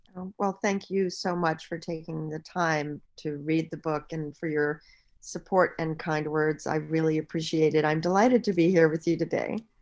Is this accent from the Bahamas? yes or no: yes; Bahamas; moved away; I'm from the Bahamas